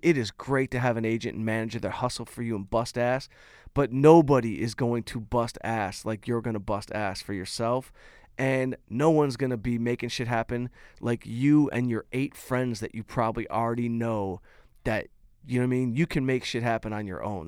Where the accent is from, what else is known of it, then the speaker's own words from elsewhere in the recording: Detroit, Michigan, United States; moved away; Detroit, my hometown